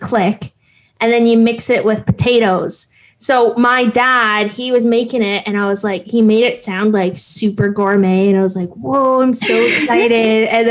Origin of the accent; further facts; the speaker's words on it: Thunder Bay, Ontario, Canada; also born or lived in Gull Bay First Nation / Toronto; now in Hamilton, Canada; I'm originally from Thunder Bay, Gull Bay First Nation, and I live in Hamilton